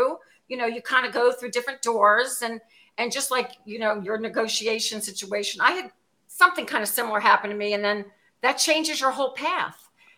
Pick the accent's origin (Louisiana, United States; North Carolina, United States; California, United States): Louisiana, United States; New Orleans; New Orleans.